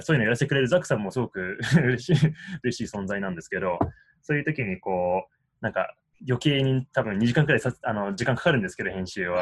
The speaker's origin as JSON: {"language": "Japanese", "town": "Washington", "region": "District of Columbia", "country": "United States", "tie": "born or raised there", "also_born_or_lived": "Tokyo, Japan", "said": "東京で生まれて、で、10歳の頃から、うん、えー、DC"}